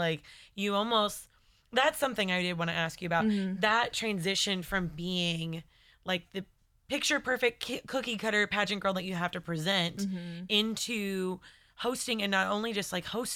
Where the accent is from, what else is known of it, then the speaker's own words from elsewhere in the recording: Southern US, United States; accent: Southern; now in Los Angeles, United States; my Southern accent comes out